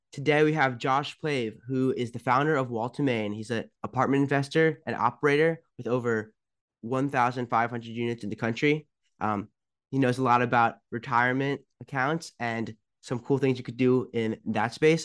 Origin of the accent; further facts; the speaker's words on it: Potomac, Maryland, United States; I'm from Potomac. I'm from down the street